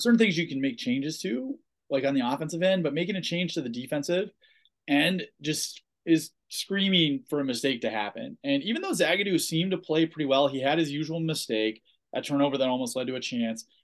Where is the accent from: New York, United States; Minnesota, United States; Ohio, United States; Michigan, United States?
Ohio, United States; I'm from Ohio